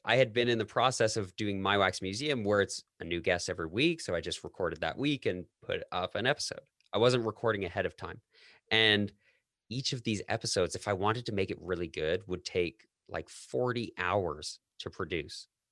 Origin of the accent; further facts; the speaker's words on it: Canada; moved away as an adult; also born or lived in United States; I'm Canadian